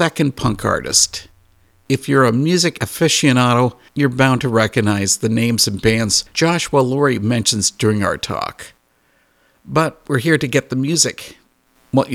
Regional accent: Canada; I'm a Canadian. We don't understand lowriders, because in Canada

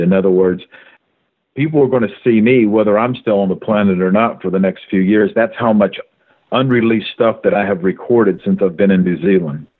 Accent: Kentucky, United States; I was born and raised in Kentucky

